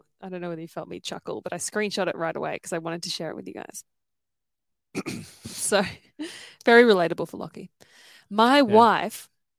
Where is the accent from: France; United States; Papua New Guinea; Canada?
Papua New Guinea; So it was pretty very different from growing up anywhere in the first world because it's a third world country, and I didn't know any different because obviously I was born there.